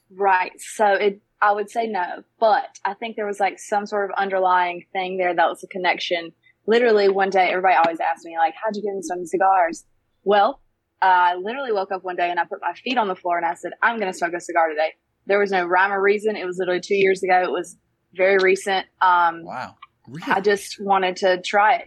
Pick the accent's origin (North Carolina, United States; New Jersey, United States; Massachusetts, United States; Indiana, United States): North Carolina, United States; Brown Summit; I grew up in Brown Summit, that's what it's called